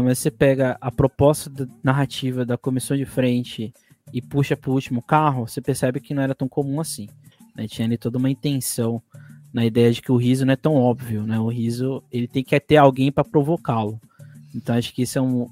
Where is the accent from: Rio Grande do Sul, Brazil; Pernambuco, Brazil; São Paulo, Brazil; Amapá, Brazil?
São Paulo, Brazil; eu sou do Grajão, né, nasci lá